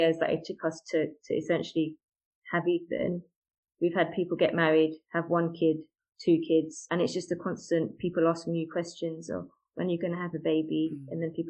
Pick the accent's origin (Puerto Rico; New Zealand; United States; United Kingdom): United Kingdom; I'm British Asian by background. We've got a large extended family.